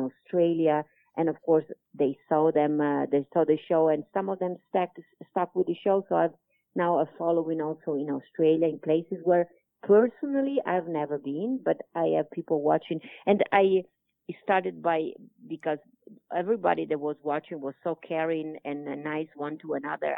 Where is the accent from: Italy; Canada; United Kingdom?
Italy; accent: Italian; English is a second language; most of my talk normally is Italian with my Italian accent.